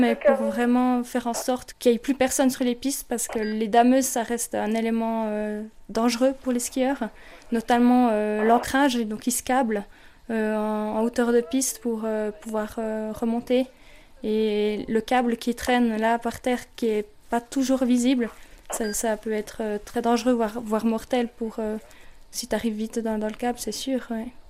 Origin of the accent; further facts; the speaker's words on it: Bernese Jura, Switzerland; moved away; also born or lived in Valais; j'ai grandi dans le Jura bernois